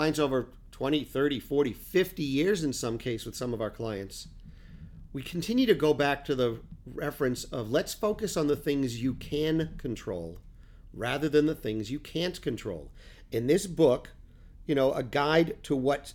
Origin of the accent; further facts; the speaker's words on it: Peabody, Massachusetts, United States; I am from Peabody